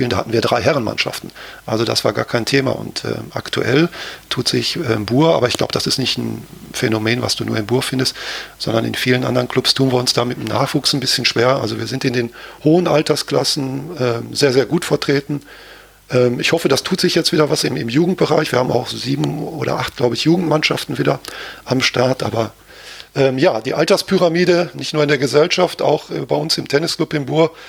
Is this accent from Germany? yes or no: yes; Gelsenkirchen, North Rhine-Westphalia, Germany; Also ich bin in Gelsenkirchen geboren und aufgewachsen und da kriegst du das quasi mit in die Wiege gelegt, dass du da äh, Schalke-Fan wirst.